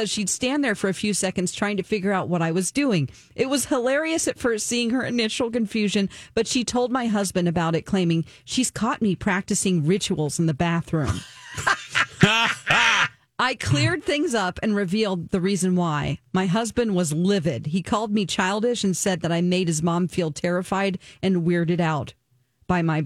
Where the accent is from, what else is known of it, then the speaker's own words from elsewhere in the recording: the South, United States; I'm from the South